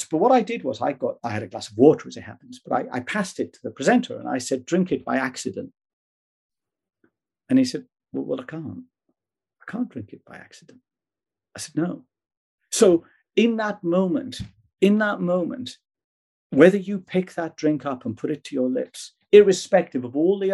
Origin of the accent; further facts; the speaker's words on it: Wales, United Kingdom; I'm Welsh by birth.